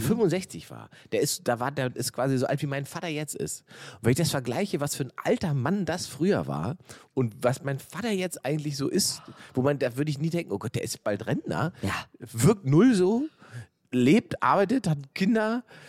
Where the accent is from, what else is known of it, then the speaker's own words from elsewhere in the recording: East Germany, Germany; da wo ich herkomme im Osten